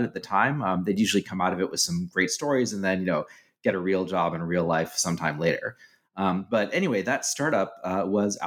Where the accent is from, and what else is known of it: Sunnyvale, California, United States; born or raised there; moved away as an adult; also born or lived in Shanghai; now in San Francisco, United States